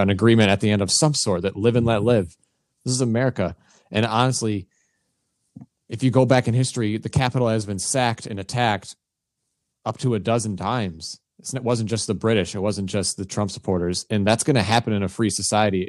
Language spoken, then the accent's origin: English; United States; as an American